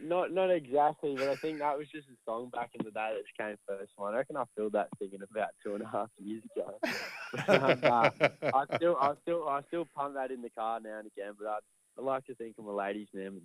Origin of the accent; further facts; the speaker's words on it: England, United Kingdom; because originally I'm from England